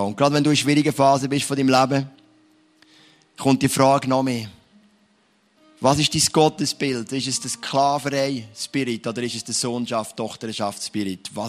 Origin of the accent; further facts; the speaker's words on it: Switzerland; Oder eigentlich sind wir es als Schweizer nicht gern.